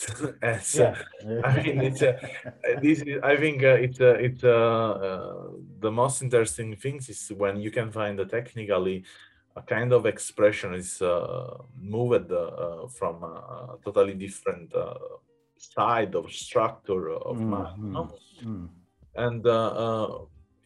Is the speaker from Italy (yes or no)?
yes; Naples, Campania, Italy; English is a second language; moved away; also born or lived in Rome; I come from Naples and I was living in Rome